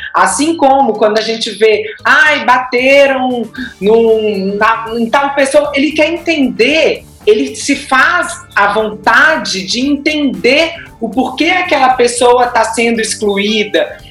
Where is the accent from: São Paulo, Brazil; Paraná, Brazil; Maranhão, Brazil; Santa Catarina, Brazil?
Santa Catarina, Brazil; Florianópolis; moved away as an adult; now in Belo Horizonte, Brazil; eu sou de Florianópolis